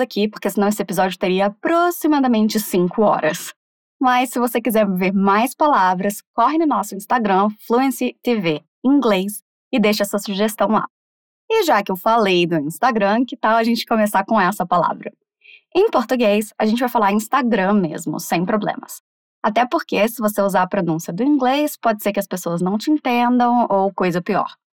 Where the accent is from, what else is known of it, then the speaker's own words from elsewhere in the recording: Brazil; a forma que a gente fala aqui está correta